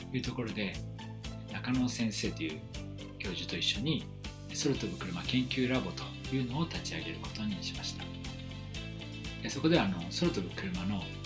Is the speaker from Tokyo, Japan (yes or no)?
yes; Tokyo, Japan; 東京都出身です